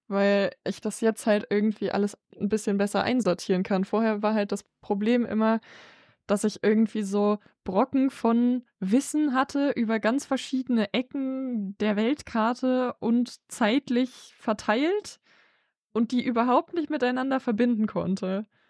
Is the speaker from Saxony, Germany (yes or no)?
no; near Bonn, North Rhine-Westphalia, Germany; ich komme halt aus der Nähe von Bonn